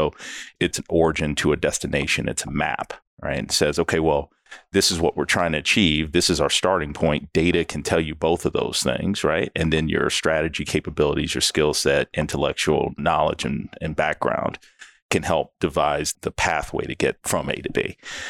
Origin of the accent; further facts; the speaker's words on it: Texas, United States; also born or lived in Dallas; I've lived all over the U.S., but I'm originally from Texas, out in the country. Moved to Dallas somewhere around high school years, went to University of Texas.